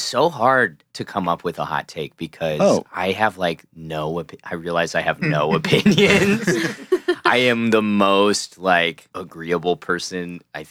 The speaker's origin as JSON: {"language": "English", "region": "Missouri", "country": "United States"}